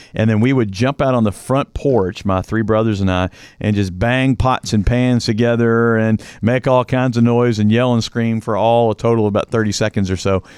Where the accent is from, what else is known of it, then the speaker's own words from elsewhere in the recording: Louisville, Kentucky, United States; moved away; I grew up on, quote unquote, the East Coast in Louisville, Kentucky